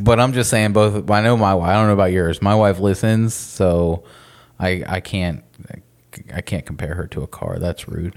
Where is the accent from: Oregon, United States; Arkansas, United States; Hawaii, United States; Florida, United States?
Florida, United States; we're also from Florida